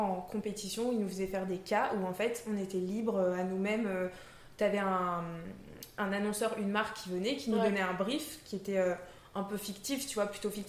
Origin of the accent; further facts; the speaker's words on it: eastern France, France; Moi, je suis de l'Est, nous